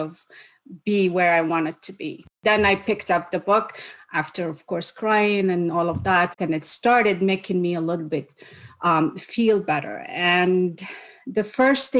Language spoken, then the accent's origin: English; Morocco; moved away as an adult; also born or lived in United States; now in Canada; I am originally from Morocco